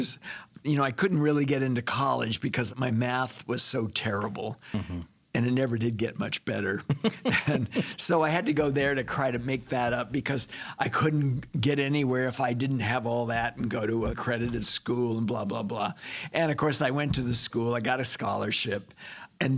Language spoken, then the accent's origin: English; Monterey Park, California, United States; I was born in California. Los Angeles area, Monterey Park.